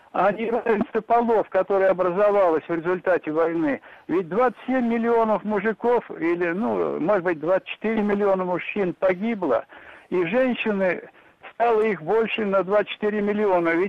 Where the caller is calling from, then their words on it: Moscow Oblast, Russia; Я из Подмосковья